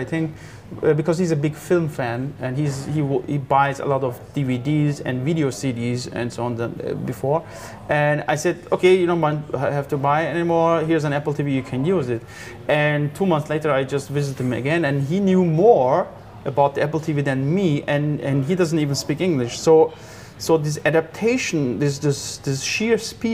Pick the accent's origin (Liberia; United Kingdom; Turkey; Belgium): Turkey; moved away; also born or lived in Austria; I come from Turkey